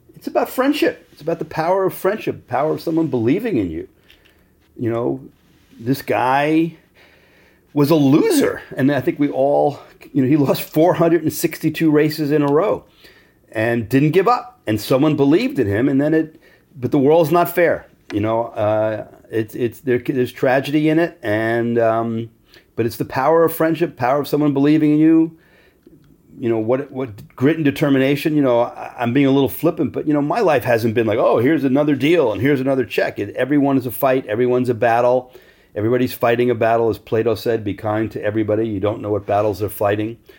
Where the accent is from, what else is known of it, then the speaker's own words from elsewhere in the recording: Great Neck, New York, United States; I was growing up in Great Neck, New York, which is a uber Jewish sub-, suburb of Manhattan.